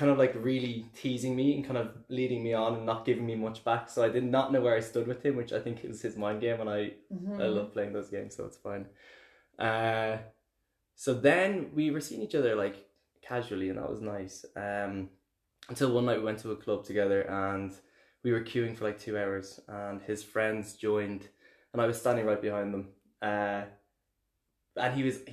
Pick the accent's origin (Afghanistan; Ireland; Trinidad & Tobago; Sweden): Ireland; Dublin, Leinster; accent: Irish; moved away as an adult; now in Berlin, Germany; I'm from Dublin